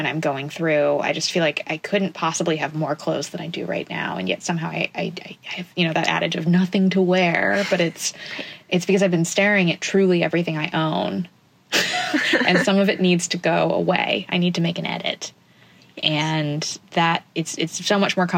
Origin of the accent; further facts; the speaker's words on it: D.C., District of Columbia, United States; moved away as an adult; now in Boston, United States; I grew up outside of Washington, D.C., which is a literal swamp